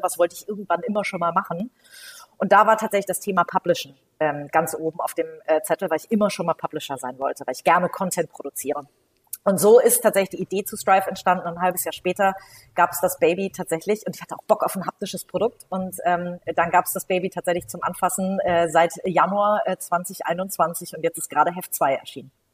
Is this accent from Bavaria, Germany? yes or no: no; Hamburg, Germany; gebürtige Hamburgerin, ähm, habe hier ähm, bin hier zur Schule gegangen, habe hier studiert